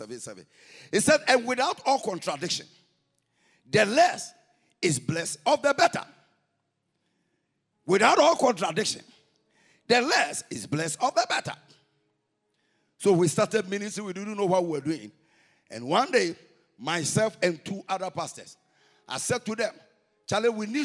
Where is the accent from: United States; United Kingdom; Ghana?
Ghana; we are from Ghana